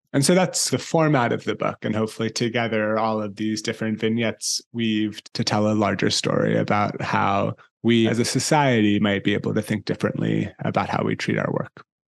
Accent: San Francisco, California, United States; also born or lived in Italy; spending time growing up both in Italy and in San Francisco, where I'm from and where I live now

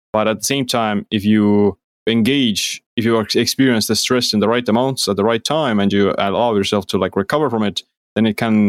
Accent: Estonia; Yeah, well, like I said, I'm from Estonia

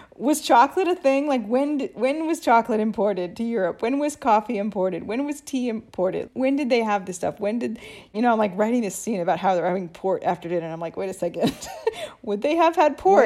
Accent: United States; now in Italy; I'm American

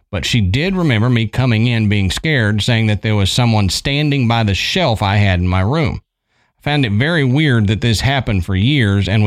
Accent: Yorba Linda, California, United States; I grew up in Yorba Linda, California, which is in North Orange County in Southern California.

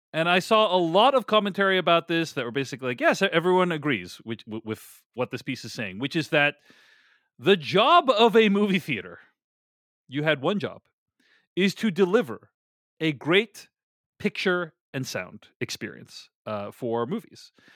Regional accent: Boston, Massachusetts, United States; my hometown of Boston

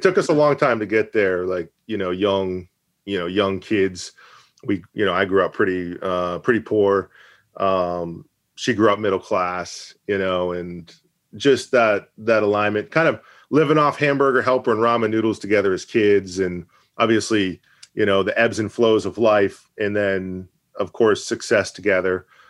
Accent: Maine, United States; also born or lived in Massachusetts; I'll never truly been from Maine, even though I've lived here since I was eight years old

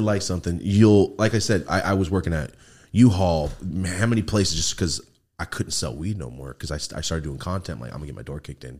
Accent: Merced, California, United States; So I'm from Merced. I don't know if you know where Merced is. It's the fucking ghetto of the Central Valley. It's gangland.

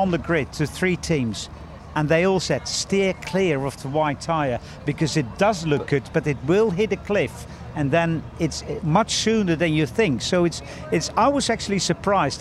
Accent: Netherlands; we're only 17 million in this country

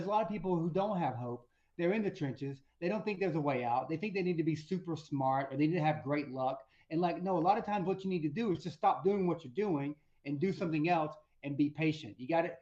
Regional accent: North Georgia, United States; I'm from North Georgia, but there weren't many Black people there

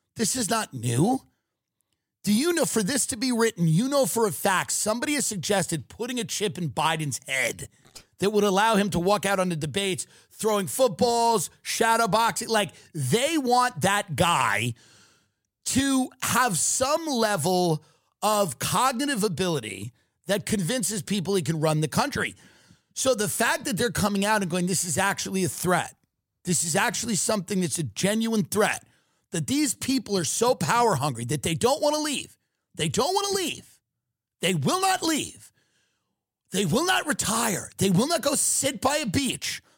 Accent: New York City, New York, United States; I come from New York City.

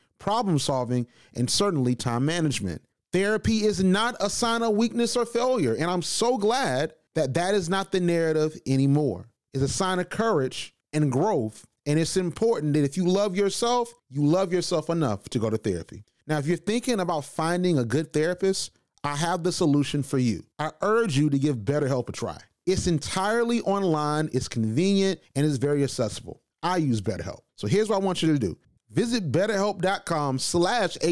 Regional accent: Macon, Georgia, United States; I'm from Macon, Georgia.

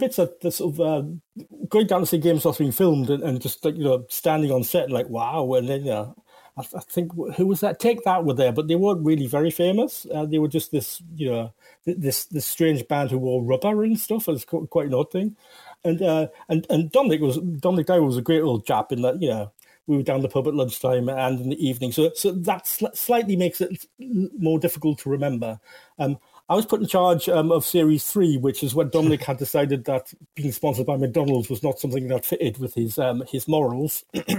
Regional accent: New Zealand; I'm from New Zealand.

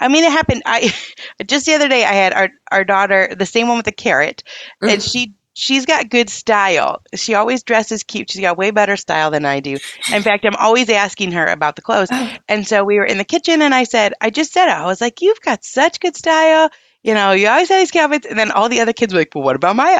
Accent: United States; as American parents

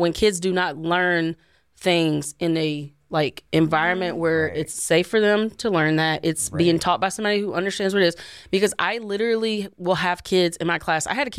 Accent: Tennessee, United States; I'm from Tennessee, so.

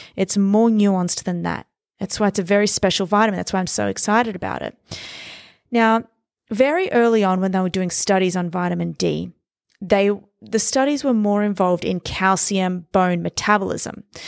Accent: Australia; now in New York City, United States; I was born and raised in Australia. I moved to New York City.

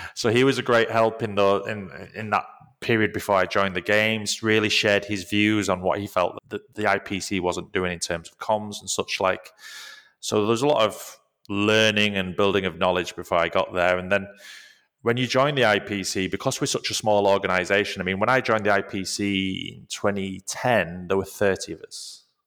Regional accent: Leeds, Yorkshire and the Humber, United Kingdom; moved away; Leeds, which is where I'm from.

